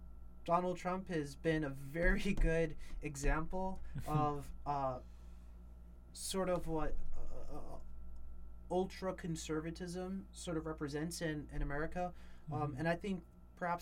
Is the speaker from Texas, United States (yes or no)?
no; New York, United States; I come from New York